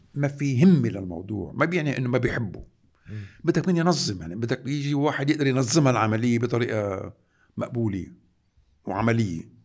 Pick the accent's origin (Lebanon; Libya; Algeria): Lebanon; نحن كلبنانيين